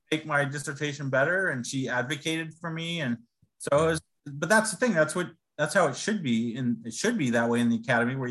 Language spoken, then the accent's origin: English; Rancho Cucamonga, California, United States; in Rancho Cucamonga, just right up the freeway. So I grew up there